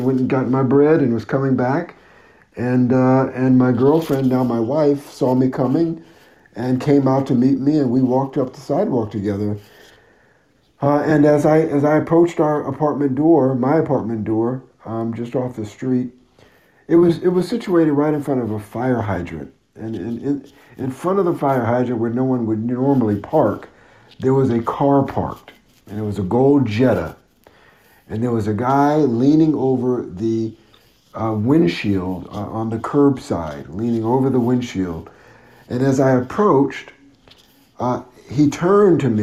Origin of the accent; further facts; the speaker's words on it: Connecticut, United States; moved away as an adult; also born or lived in Los Angeles; I'm from Connecticut originally